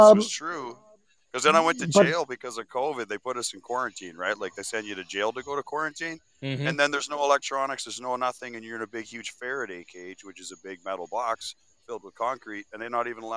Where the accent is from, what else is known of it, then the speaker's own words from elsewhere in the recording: Keswick, Ontario, Canada; I'm from Keswick.